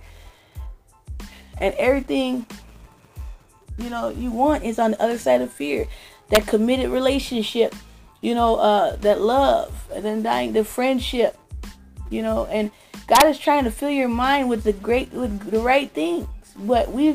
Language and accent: English; California, United States; Growing up in Cali